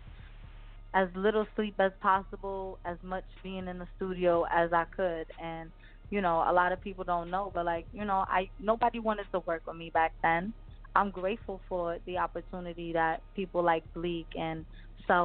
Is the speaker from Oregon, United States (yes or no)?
no; New Jersey, United States; I'm from up north